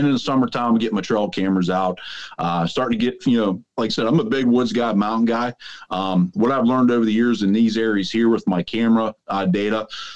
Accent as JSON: {"language": "English", "region": "Southwest Pennsylvania", "country": "United States", "said": "I'm from Southwest Pennsylvania."}